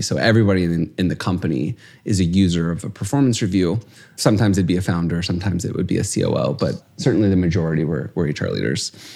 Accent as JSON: {"language": "English", "town": "St. Louis", "region": "Missouri", "country": "United States", "tie": "born or raised there", "said": "We grew up in Saint Louis."}